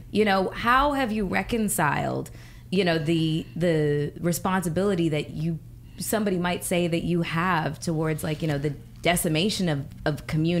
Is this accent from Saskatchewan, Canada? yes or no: no; Toronto, Ontario, Canada; I'm Canadian, so I was born and raised in Toronto